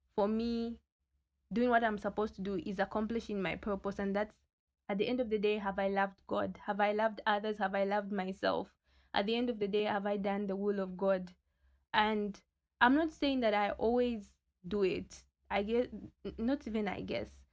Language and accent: English; Luanshya, Copperbelt Province, Zambia; I'm from Luansha, the small town that produces great giants.